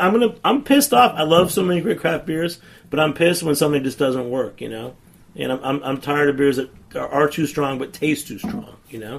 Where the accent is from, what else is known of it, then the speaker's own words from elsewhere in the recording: New England, United States; because I grew up in New England, too